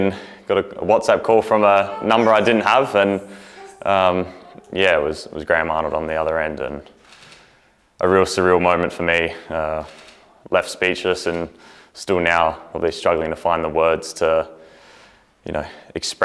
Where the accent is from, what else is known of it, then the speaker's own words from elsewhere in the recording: Australia; also born or lived in New Zealand; I very much consider myself Australian. I did spend, I have half my family in New Zealand and spent time there growing up, but I was born in Australia